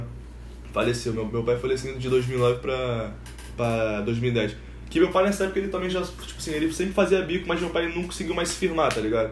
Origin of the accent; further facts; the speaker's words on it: Nova Iguaçu, Rio de Janeiro, Brazil; also born or lived in Ilha do Governador; com dois anos minha mãe se separou do meu pai e veio pra cá, pra, pra Nova Iguaçu. E, mano, a gente morou na, na casa da minha tia